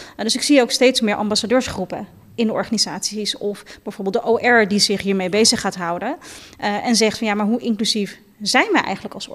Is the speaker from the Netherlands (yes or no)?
yes; Netherlands; ik ben in Nederland geboren en getogen